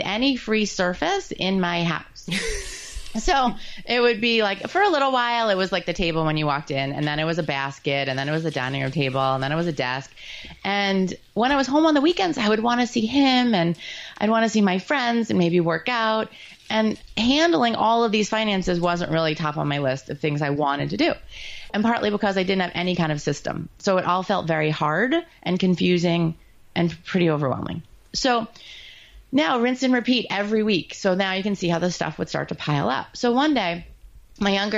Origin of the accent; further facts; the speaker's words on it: New York, United States; I'm Jewish and from New York